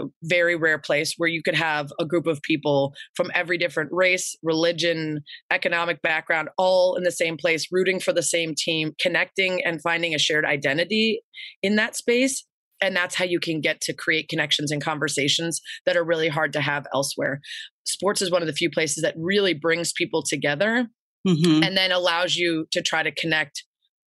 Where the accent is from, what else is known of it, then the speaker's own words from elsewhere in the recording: Lake Forest, Illinois, United States; I grew up in Lake Forest. It's about 45 minutes north of Chicago.